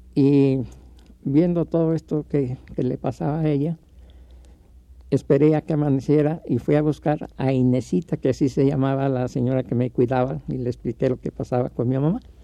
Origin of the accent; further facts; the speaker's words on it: Mexico City, Mexico; yo nací en la zona roja que existía en ese tiempo, en la calle eh, donde yo nací se llamaba Callejón del Órgano